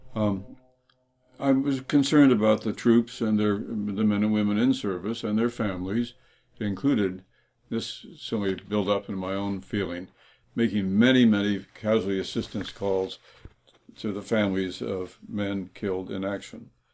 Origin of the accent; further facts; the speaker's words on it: Toronto, Ontario, Canada; when I was growing up in Toronto